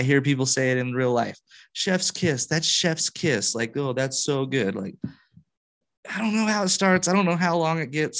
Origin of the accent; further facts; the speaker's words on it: Utah, United States; I'm from Utah